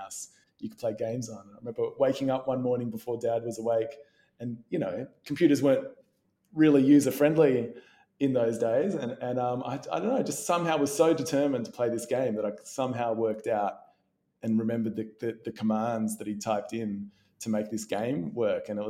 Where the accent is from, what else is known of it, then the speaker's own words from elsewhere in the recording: Melbourne, Victoria, Australia; I grew up in Melbourne